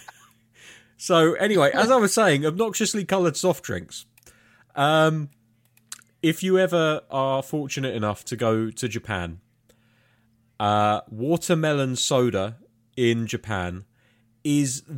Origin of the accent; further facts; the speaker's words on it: United Kingdom; being British